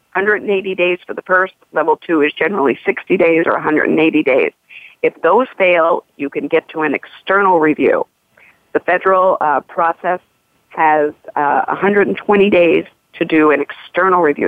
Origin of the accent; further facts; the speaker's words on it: Missouri, United States; I'm from the Show Me State, Missouri